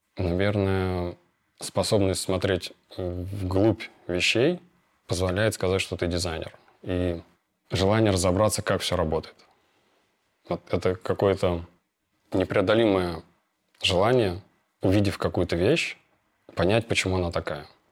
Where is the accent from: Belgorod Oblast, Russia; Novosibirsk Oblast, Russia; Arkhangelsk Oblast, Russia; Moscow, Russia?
Moscow, Russia; Родился я в Москве, окончил лицей с красным дипломом по радиоэлектронике